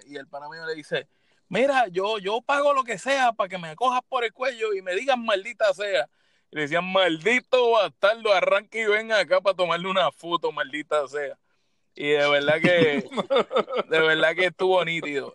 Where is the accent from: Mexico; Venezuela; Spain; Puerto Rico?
Puerto Rico; San Juan; yo soy de San Juan